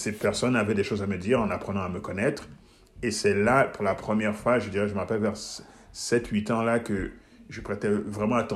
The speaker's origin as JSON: {"language": "French", "country": "Guinea", "tie": "born there", "also_born_or_lived": "Switzerland", "said": "Donc, je, suis né, je suis né en Guinée, en Afrique. Mais euh, je suis allé très très jeune euh, en Suisse, donc je n'ai pas de souvenirs là de mes premiers"}